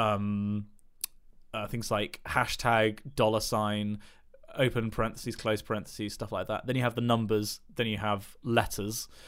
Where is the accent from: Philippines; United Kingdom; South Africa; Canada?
United Kingdom; England; I'm English